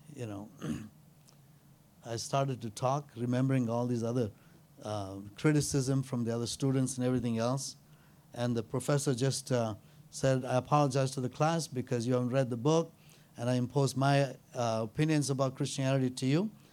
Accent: India; I'm an Indian

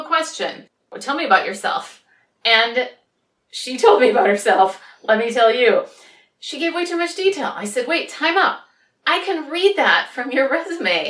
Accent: Minneapolis, Minnesota, United States; now in San Francisco, United States; I'm originally from Minneapolis, but I grew up, or rather, I now live in San Francisco

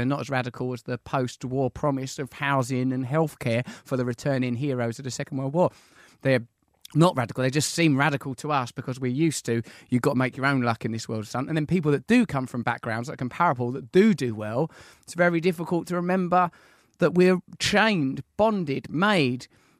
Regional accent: East of England, United Kingdom; I'm from Essex.

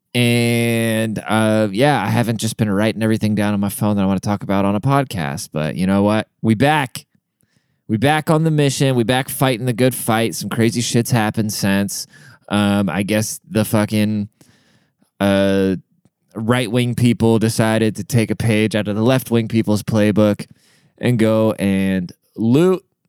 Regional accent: Seattle, Washington, United States; I'm from Seattle

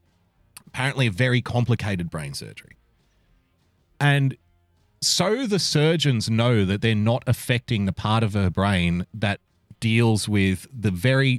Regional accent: Australia; born or raised there; accent: Australian

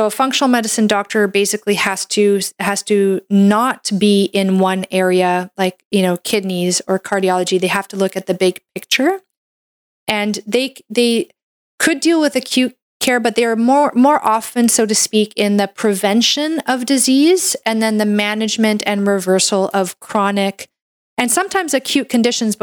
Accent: Canada; I'm a Canadian medical doctor

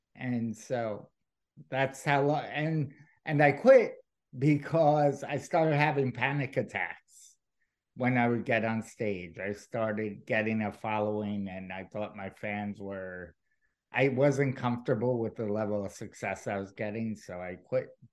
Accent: New York City, New York, United States; I grew up in New York City

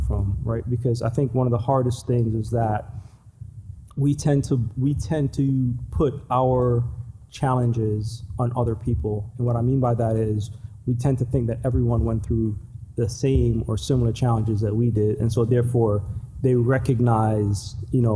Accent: New York, United States; also born or lived in Jamaica; I grew up in New York. First part of my life, I grew up in Jamaica

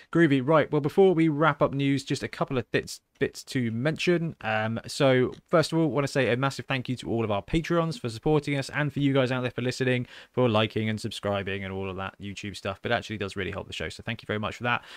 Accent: Southampton, South East England, United Kingdom; my hometown

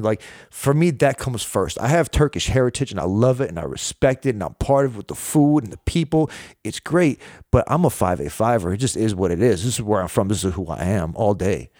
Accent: Rochester, New York, United States; I was born and raised in Rochester, New York

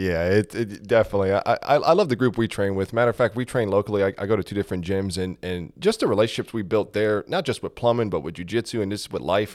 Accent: South Florida, United States; moved away as an adult; now in Georgia, United States; I was, uh, born and raised in South Florida

